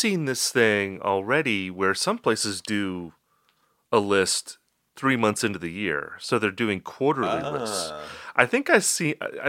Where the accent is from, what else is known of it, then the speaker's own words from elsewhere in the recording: Upper Midwest, United States; I'm a lifelong resident of the Upper Midwest. I've lived in Wisconsin and Minnesota, so I'm practically Canadian.